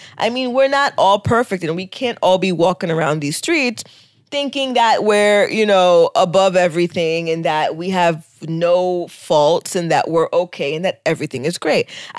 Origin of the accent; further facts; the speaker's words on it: United States; For me, you know, the other thing about being Haitian American is that our parents